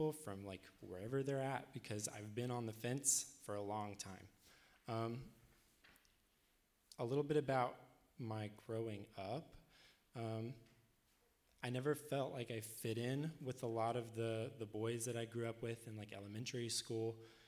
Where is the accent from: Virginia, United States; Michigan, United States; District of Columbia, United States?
Virginia, United States; Rural Retreat; I'm not from Harrisonburg. Originally, I'm from a small town in Southwest Virginia called Rural Retreat